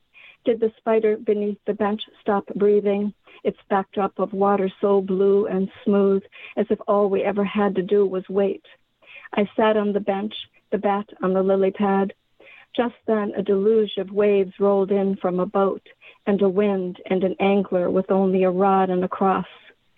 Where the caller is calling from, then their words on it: The Dalles, Oregon, United States; I'm calling from the Dalles, Oregon. It's about an hour and a half east of Portland.